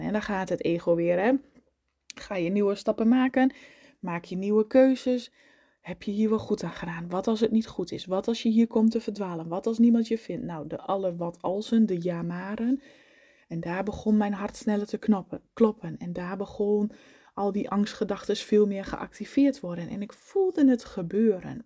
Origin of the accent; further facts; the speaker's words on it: eastern Netherlands, Netherlands; in het oosten waar ik vandaan kom